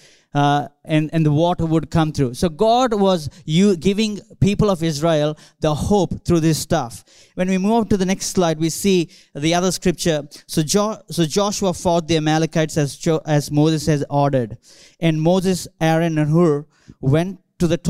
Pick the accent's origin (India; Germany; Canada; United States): India; now in Australia; I grew up in India, growing up in churches, growing up in a church campus